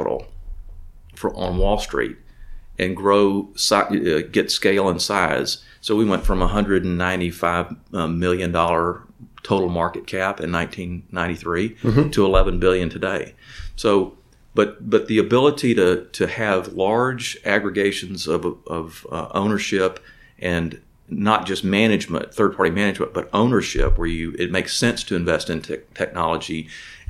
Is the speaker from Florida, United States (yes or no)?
no; Pasadena, Texas, United States; also born or lived in McComb, Mississippi; I grew up in Pasadena, went to high school at Sam Rayburn High School.